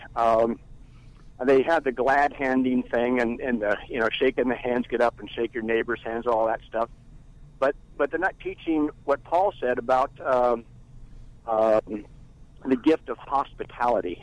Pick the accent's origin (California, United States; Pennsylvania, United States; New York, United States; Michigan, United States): California, United States; Bay Area; born or raised there